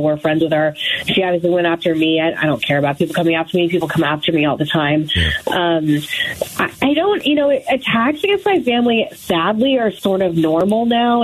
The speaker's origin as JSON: {"language": "English", "region": "Arizona", "country": "United States", "said": "I'm from Arizona. I think people, you know, that know me know I'm from Arizona."}